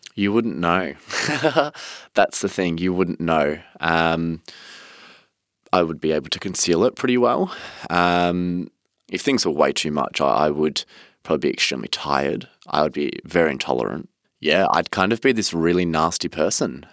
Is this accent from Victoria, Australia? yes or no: yes; Cranbourne, Victoria, Australia; born or raised there